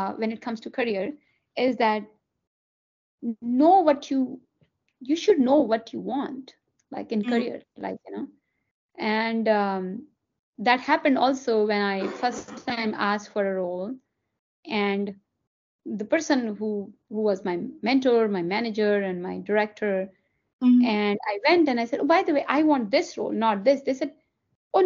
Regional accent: Delhi, India; English is a second language; moved away as an adult; now in United States; I grew up in Delhi. I was born and brought up in Delhi.

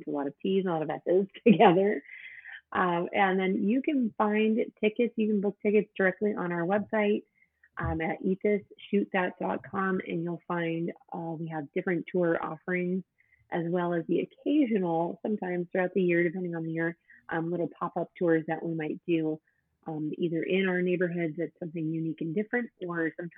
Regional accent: Northern California, United States; now in Santa Barbara, United States; I'm actually from Northern California.

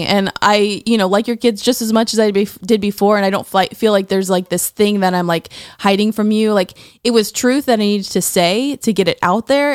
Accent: Tallahassee, Florida, United States; I grew up in Tallahassee, Florida

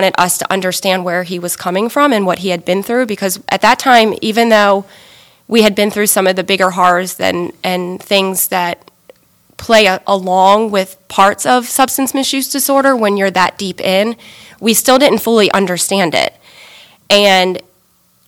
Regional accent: Pasadena, Maryland, United States; I grew up in Anne Arundel County in Pasadena.

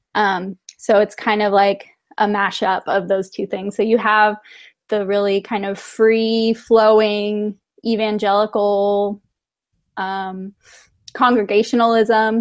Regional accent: Temecula, California, United States; moved away; also born or lived in San Diego; I grew up mostly in Temecula, which is more inland and north.

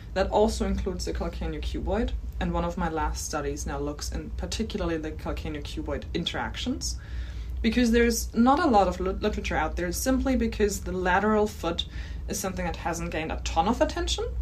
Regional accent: Germany; accent: German; English is a second language; moved away as an adult; also born or lived in Canada / Calgary, Canada; now in Australia; my accent is German.

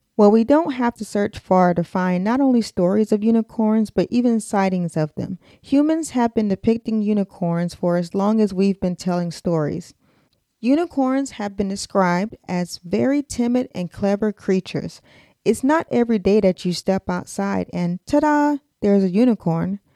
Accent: United States; accent: American; my American accent

